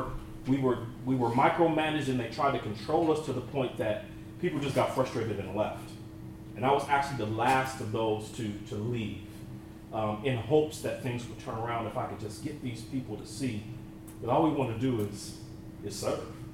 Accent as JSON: {"language": "English", "region": "Northern California", "country": "United States", "tie": "born or raised there", "also_born_or_lived": "Abilene, Texas", "said": "I was hired at the congregation that I grew up in Northern California"}